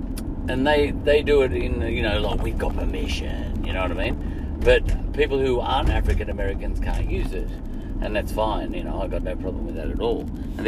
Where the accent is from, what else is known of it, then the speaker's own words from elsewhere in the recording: Australia; in Australia, I, as an Aussie, which means Skippy, Anglo-Celt